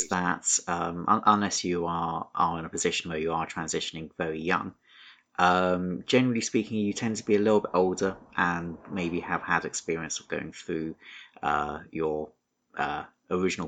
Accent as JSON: {"language": "English", "country": "United Kingdom", "said": "I am British"}